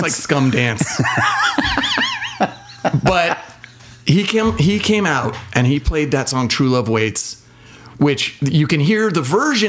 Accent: San Diego, California, United States; But here's the thing. In San Diego, there was a big, healthy punk rock scene, and so those were the shows I went to.

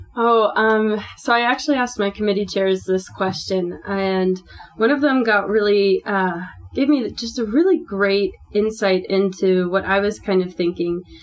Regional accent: Northern Virginia, United States; moved away as an adult; now in Provo, United States; I'm from Virginia, Northern Virginia

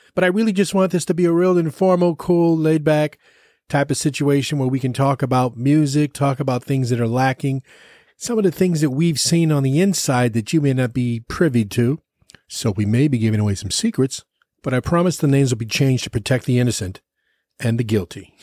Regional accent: East Chicago, Indiana, United States; also born or lived in Minneapolis / Los Angeles; now in Austin, United States; I am born and raised in East Chicago, Indiana

